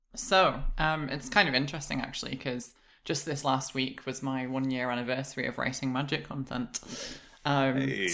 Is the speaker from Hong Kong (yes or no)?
no; United Kingdom; I'm British